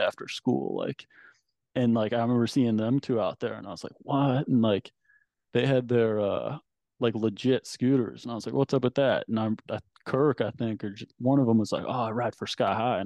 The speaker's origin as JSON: {"language": "English", "town": "Oak Park", "region": "Illinois", "country": "United States", "tie": "born or raised there", "also_born_or_lived": "Virginia Beach, Virginia / Paris, France", "moved": "as an adult", "said": "I was born here, but when I was 10 months old, my family moved to just outside Chicago, Oak Park, it's called. It's like 8 miles outside city, but they, yeah. So from there until I was like 20, I spent my whole life in Chicago"}